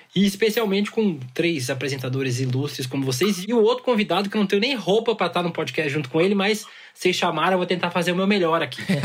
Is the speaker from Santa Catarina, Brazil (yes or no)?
yes; Santa Catarina, Brazil; lá em Santa Catarina, que foi onde eu cresci